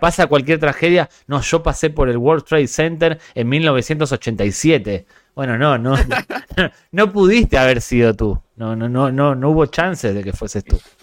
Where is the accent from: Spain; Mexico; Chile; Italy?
Spain; además de gringos, somos españoles